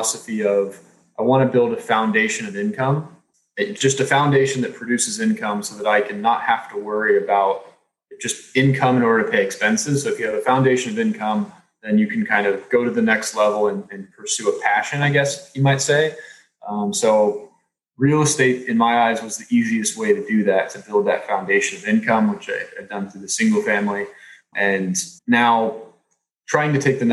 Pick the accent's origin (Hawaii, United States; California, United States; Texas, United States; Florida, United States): Texas, United States; I grew up in Texas